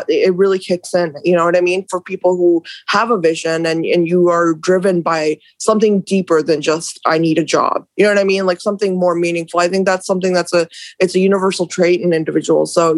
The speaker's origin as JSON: {"language": "English", "region": "Haryana", "country": "India", "moved": "yes", "lives_now": "United States", "said": "I'm from Haryana. My family is from Haryana, which is not Punjab, by the way"}